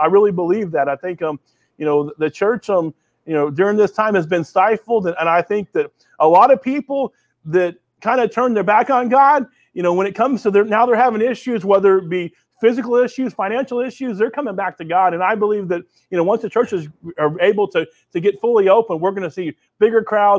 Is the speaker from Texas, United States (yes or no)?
no; Oklahoma, United States; most kids I'm from Oklahoma, right in the middle of the country.